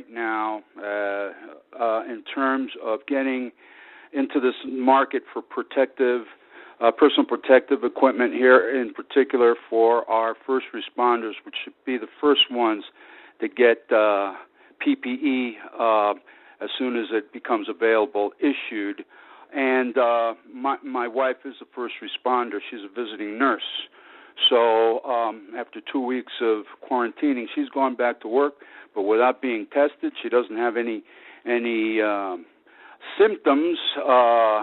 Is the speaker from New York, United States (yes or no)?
yes; New York City, New York, United States; moved away; I'm from New York City